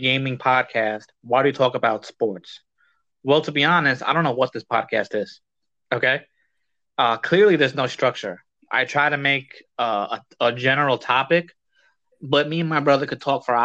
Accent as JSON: {"language": "English", "town": "New York City", "region": "New York", "country": "United States", "said": "I'm from New York, bro. I'm from the Bronx"}